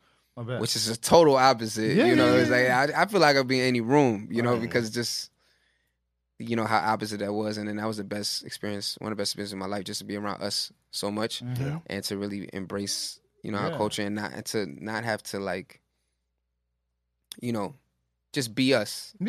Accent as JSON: {"language": "English", "region": "New York", "country": "United States", "tie": "born or raised there", "said": "I grew up in East Flatbush, like pretty close to where the shop is."}